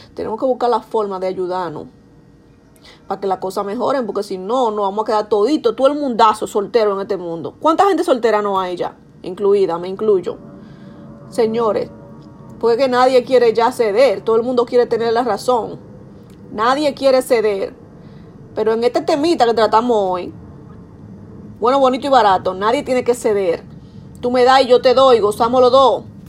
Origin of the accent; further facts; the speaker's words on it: Dominican Republic; accent: Dominican; now in New York, United States; soy dominicana, si no se han dado cuenta por mi acento